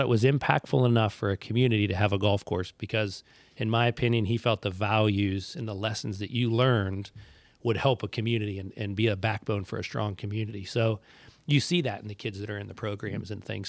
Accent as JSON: {"language": "English", "town": "West Middlesex", "region": "Pennsylvania", "country": "United States", "said": "I'm from West Middlesex"}